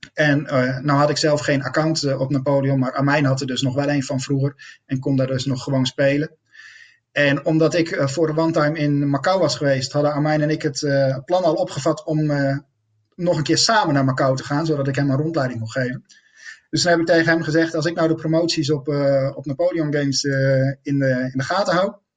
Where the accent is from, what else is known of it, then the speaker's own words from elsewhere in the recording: Netherlands; als Nederlander